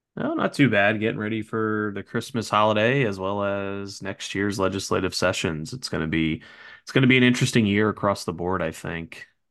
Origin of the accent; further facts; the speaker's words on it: New Jersey, United States; moved away; I was born and raised in North Jersey, so I was used to it as a kid growing up and still have family out there